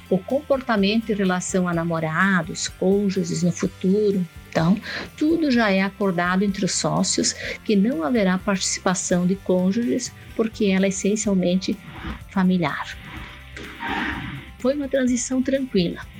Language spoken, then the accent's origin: Portuguese; Rio Grande do Sul, Brazil; moved away as an adult; now in Canarana, Brazil; Eu faço parte da empresa familiar fazenda Vale Verde, situada em Canarana, no Mato Grosso. Viemos do Rio Grande do Sul em 2002